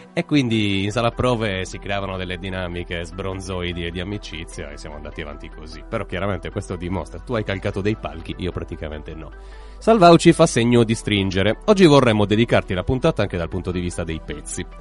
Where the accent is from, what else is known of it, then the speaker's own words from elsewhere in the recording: Ruinas, Sardinia, Italy; now in Cagliari, Italy; Ruinas è il mio paese e Cagliari è la mia città